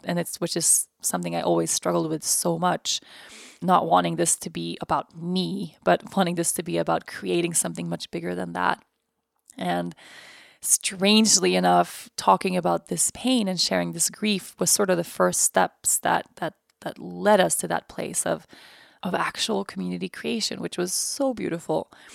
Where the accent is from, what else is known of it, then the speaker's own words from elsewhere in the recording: Sweden; I'm from Sweden. My family's lived in Sweden for generations.